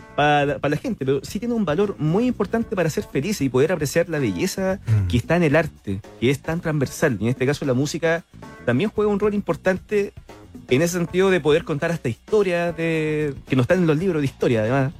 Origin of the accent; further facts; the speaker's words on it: Cerro Navia, Santiago Metropolitan Region, Chile; yo soy de Soronavia